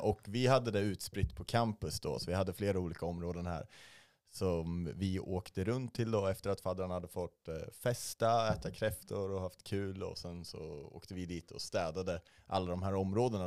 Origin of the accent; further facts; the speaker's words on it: Arboga, Västmanland, Sweden; moved away; Jag är från Arboga, alldeles norr om Hjälma